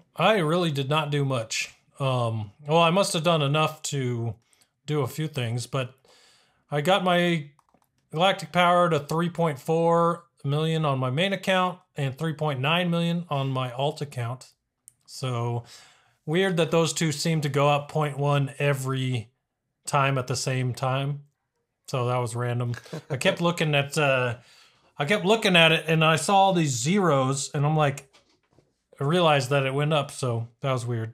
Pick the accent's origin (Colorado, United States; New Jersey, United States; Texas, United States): Texas, United States; El Paso; I was born in El Paso